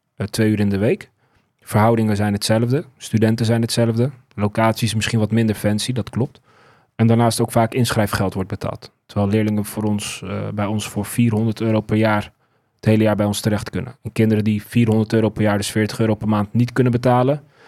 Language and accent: Dutch; Zeist, Utrecht, Netherlands; ik ben dus opgegroeid in Zeist, Volloven